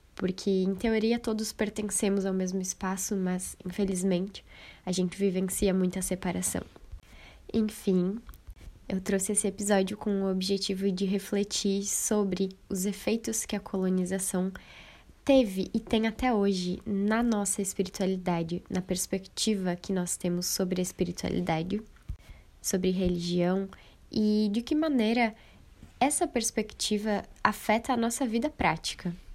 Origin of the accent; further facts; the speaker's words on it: Brazil; ainda me orgulho muito em dizer que eu sou latina